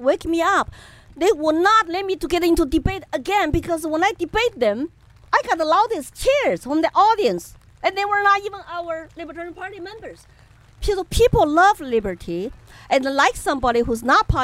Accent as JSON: {"language": "English", "town": "Chengdu", "region": "Sichuan", "country": "China", "tie": "born or raised there", "also_born_or_lived": "Colorado, United States", "second_language": "English", "moved": "as an adult", "lives_now": "New Hampshire, United States", "said": "And I'm from Chengdu, Sichuan province"}